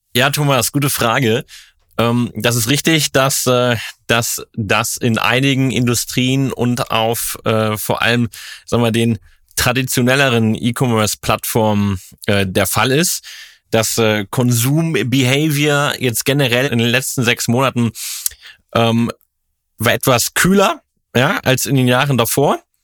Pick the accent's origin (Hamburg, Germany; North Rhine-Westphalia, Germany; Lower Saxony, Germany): North Rhine-Westphalia, Germany; Cologne; in Köln, in meiner Heimatstadt